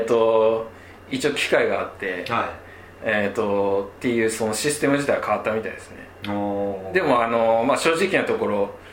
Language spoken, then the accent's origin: Japanese; Akita, Japan; moved away as an adult; now in Vilnius, Lithuania; 自分はあの地元は秋田なんで